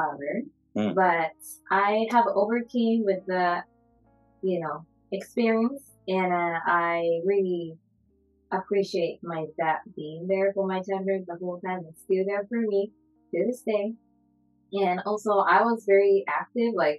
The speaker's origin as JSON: {"language": "English", "country": "Japan", "tie": "born or raised there", "second_language": "English", "moved": "as an adult", "lives_now": "Seattle, United States", "said": "I was like from Japan, born and raised there until I graduated high school."}